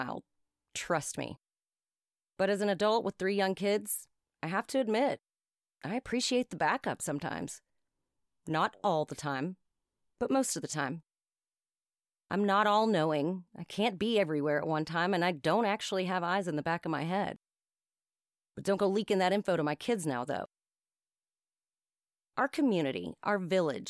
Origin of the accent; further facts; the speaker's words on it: the South, United States; Having been born and raised in the South, with the majority of my family in the North